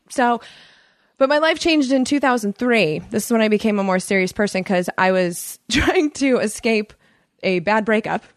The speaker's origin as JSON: {"language": "English", "country": "United States", "accent": "American", "said": "my accent. They would know an American."}